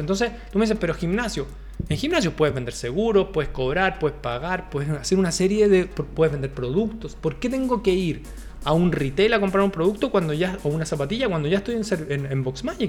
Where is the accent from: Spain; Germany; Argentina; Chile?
Chile; somos de Chile